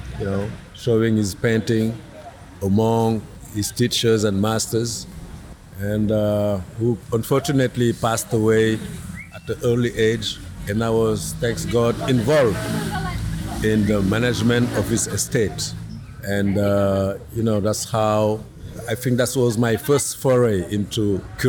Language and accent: English; Dakar, Senegal; also born or lived in New York City, United States; I grew up in Dakar, went to high school in Dakar, law school in Dakar